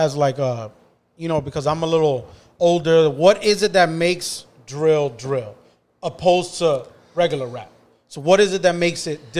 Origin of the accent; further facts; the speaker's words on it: New York City, New York, United States; I never say I'm from Manhattan. I say I'm from Dykeman.